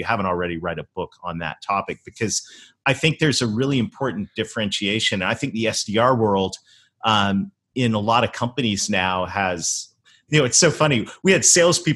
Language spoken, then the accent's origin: English; Canada; moved away; I actually was born and raised in Canada